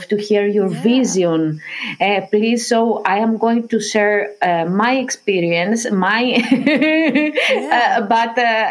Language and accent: English; Greece; also born or lived in Athens; I was born in Greece